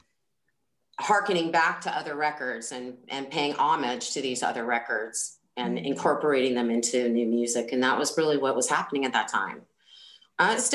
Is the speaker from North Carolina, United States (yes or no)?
no; Bay Area, California, United States; We're from the same area, right? So we're from the Bay Area. Music scene, Oakland, Berkeley kind of music scene